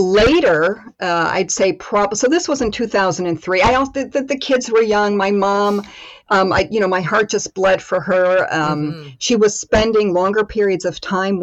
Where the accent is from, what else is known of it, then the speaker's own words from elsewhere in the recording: Rochester, New York, United States; now in Germany; I grew up in upstate New York. So just outside of Rochester.